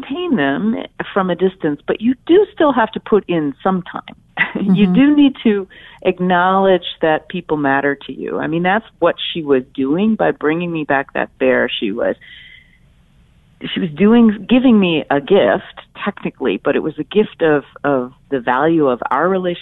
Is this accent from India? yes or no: no; Philadelphia, Pennsylvania, United States; my hometown of Philadelphia